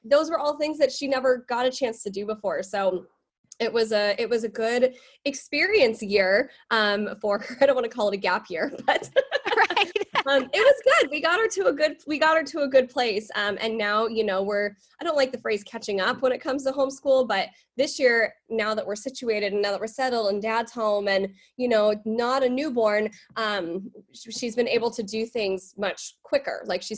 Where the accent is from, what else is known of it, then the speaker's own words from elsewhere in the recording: England, United Kingdom; born there; I was born in England.